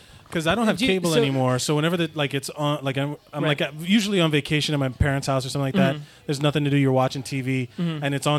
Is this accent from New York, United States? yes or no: no; Miami, Florida, United States; I grew up in Miami.